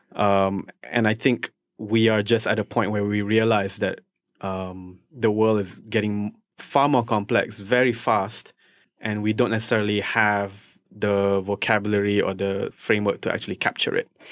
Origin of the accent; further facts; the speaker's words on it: Shah Alam, Selangor, Malaysia; English is a second language; I'm from Shah Alam